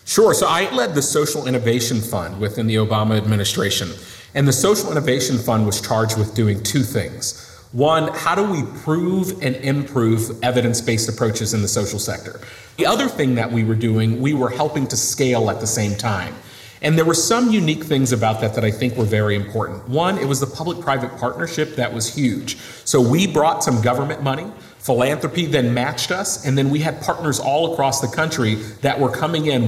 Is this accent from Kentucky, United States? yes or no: no; Western Massachusetts, United States; I'm from Western Massachusetts. My parents were both 16 years old when I was born.